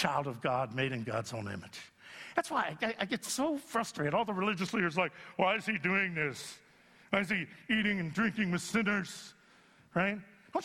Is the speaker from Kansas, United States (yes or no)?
no; Youngstown, Ohio, United States; moved away; I had to go back to Youngstown, Ohio, my hometown